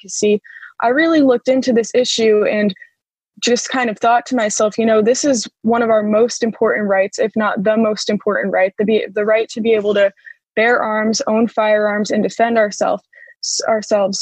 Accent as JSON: {"language": "English", "region": "Connecticut", "country": "United States", "tie": "born or raised there", "said": "I grew up in Connecticut"}